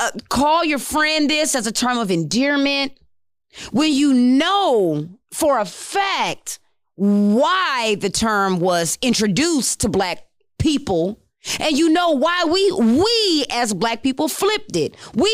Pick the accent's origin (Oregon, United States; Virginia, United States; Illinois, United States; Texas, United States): Texas, United States; El Paso; also born or lived in Maryland; I'm from El Paso, if y'all don't know. I'm from El Paso. I migrated to Maryland because half my family is from both. And then I moved here.